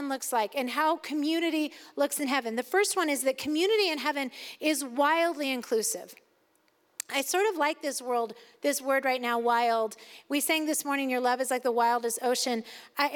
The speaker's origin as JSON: {"language": "English", "country": "United States", "said": "as an American"}